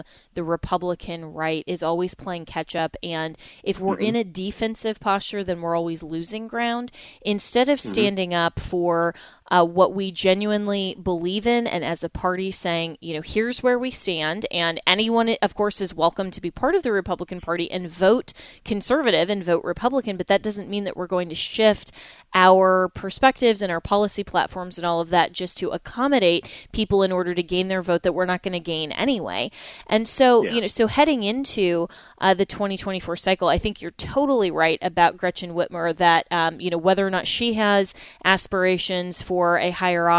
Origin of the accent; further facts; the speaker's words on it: Colorado, United States; my home state of Colorado